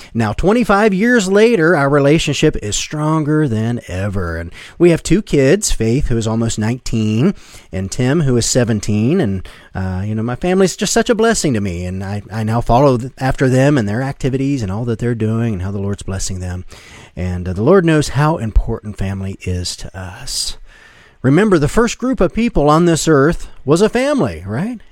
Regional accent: Westerville, Ohio, United States; I grew up in Westerville, Ohio, back in the seventies, as an only child

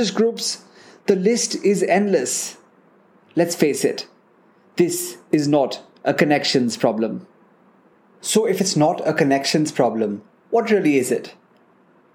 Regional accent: National Capital Region of India, Delhi, India; I grew up in the National Capital Region of India

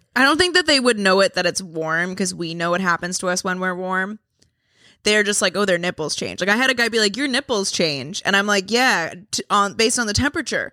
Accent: Boston, Massachusetts, United States; accent: Boston; My Boston accent comes back

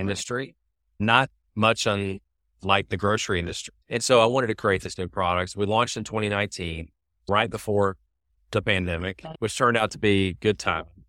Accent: Birmingham, Alabama, United States; moved away as an adult; also born or lived in San Francisco; I decided to move from Birmingham, my hometown, to San Francisco

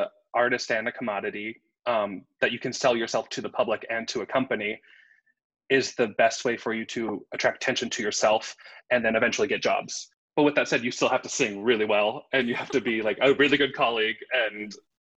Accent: Southern California, United States; I grew up in Southern California

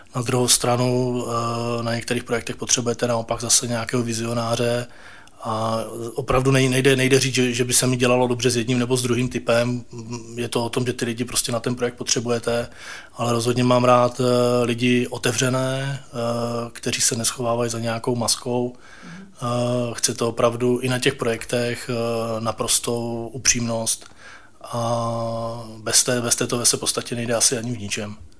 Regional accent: Ostrava, Moravian-Silesian Region, Czechia; moved away as an adult; now in Prague, Czech Republic; jsem z Ostravy a ve své podstatě my jsme se v tom roce dva tisíce sedm, eh, rozhodli s rodinou přestěhovat

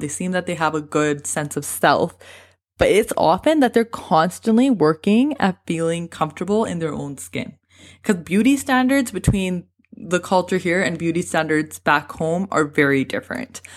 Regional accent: Canada; I was born and raised in Canada

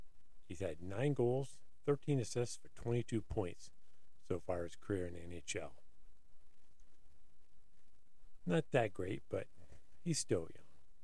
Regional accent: Ohio, United States; I'm from Ohio

